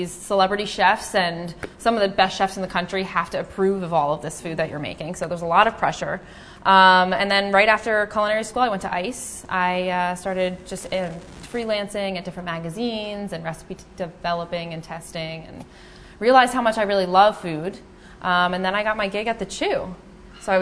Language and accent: English; New Jersey, United States; that's where I'm from